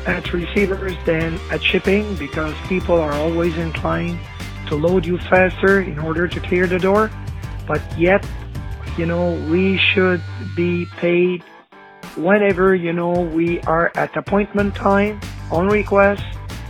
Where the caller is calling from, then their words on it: Montreal, Quebec, Canada; I'm calling from Montreal, Canada.